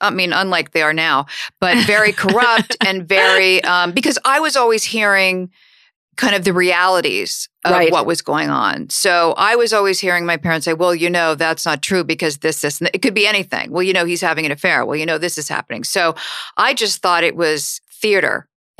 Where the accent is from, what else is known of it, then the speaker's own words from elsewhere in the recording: Washington, District of Columbia, United States; So I'll tell you that I grew up in Washington, D.C.